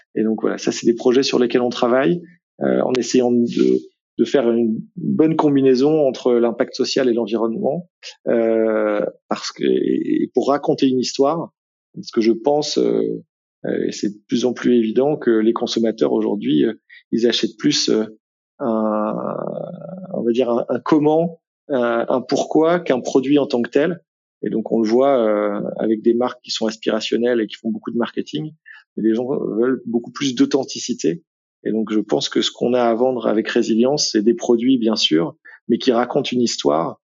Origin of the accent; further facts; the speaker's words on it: Brittany, France; moved away as an adult; now in Lille, France; je suis breton d'origine